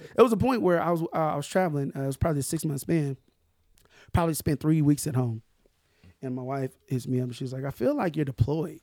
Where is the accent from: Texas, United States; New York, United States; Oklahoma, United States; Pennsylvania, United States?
Oklahoma, United States; Tulsa; I'm from North Tulsa, man. I, I'm from North Tulsa